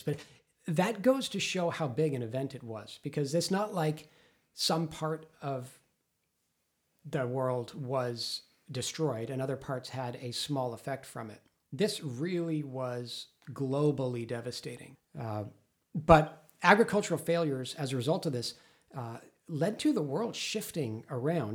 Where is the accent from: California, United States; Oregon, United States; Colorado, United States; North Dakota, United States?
California, United States; Los Angeles; I grew up in Los Angeles, a thousand miles south